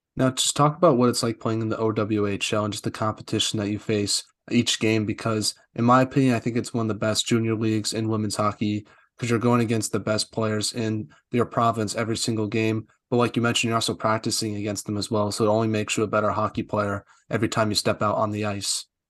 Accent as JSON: {"language": "English", "country": "United States", "said": "I'm from the U S"}